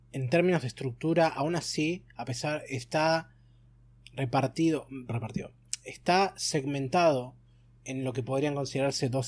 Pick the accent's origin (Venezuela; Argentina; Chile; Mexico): Argentina; bueno, somos argentinos, ese es un deporte nacional.